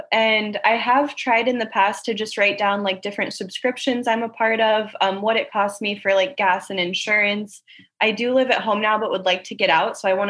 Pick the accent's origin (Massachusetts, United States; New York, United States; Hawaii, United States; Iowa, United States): Iowa, United States; now in Huntington Beach, United States; So yes, I moved here from Iowa, so it's much healthier.